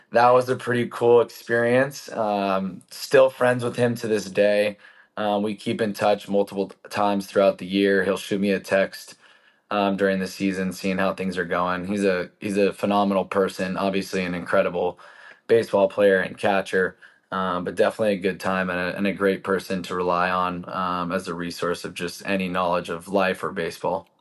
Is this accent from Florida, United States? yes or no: no; San Diego, California, United States; growing up in San Diego, pretty good place to be able to, uh, hang out outside.